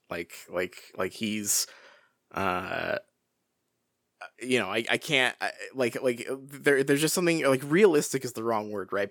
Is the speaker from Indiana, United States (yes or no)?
no; Washington, United States; childhood experience growing up in Washington here